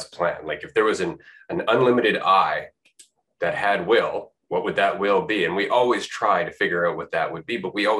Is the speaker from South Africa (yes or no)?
no; Canada; I'm from Canada